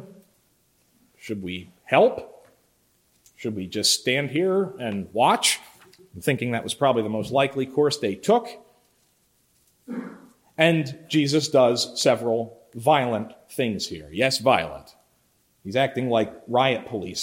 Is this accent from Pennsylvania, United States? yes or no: yes; Philadelphia, Pennsylvania, United States; Growing up in Philly, I lived not far from the Boulevard, Roosevelt Boulevard